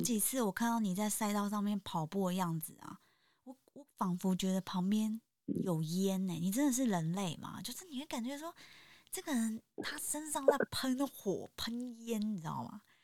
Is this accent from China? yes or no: no; Taipei, Taiwan; 我自己也是在台北出生长大